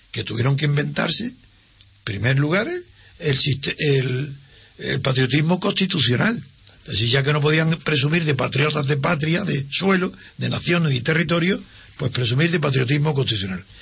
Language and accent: Spanish; Spain; como españoles